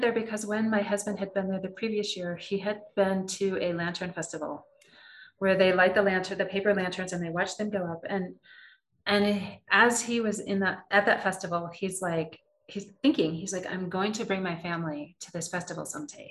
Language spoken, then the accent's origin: English; United States